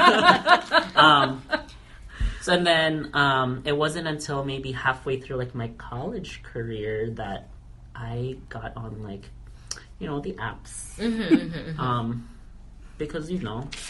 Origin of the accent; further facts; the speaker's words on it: Kodiak, Alaska, United States; moved away as an adult; I left Kodiak, so that's my hometown, small hometown